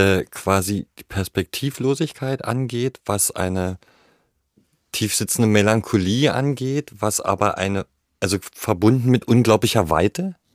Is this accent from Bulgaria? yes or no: yes; Bulgaria; das waren natürlich Dinge, die hatte ich als Kind in Bulgarien auch erlebt, weil das eine ähnliche Mentalität ist.